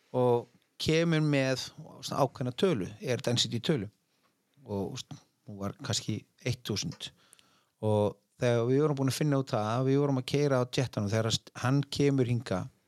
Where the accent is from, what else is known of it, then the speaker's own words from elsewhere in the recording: Iceland; ég er bara frá Íslandi